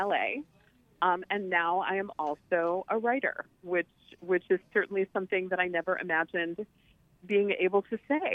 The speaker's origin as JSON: {"language": "English", "town": "Chicago", "region": "Illinois", "country": "United States", "tie": "born or raised there", "said": "in Chicago, growing up in Chicago"}